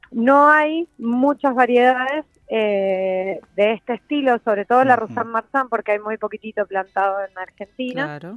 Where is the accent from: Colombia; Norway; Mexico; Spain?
Norway; yo, soy de Noruega, me recibí en Mendoza y he, tenido la oportunidad de poder viajar en diferentes países capacitándome